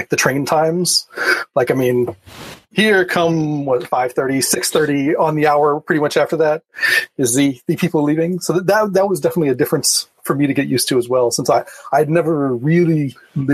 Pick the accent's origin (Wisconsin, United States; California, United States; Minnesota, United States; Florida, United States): Florida, United States; Miami; moved away as an adult; also born or lived in Bay Area; now in Chicago, United States; I grew up in Miami, and so that's where my technical career started.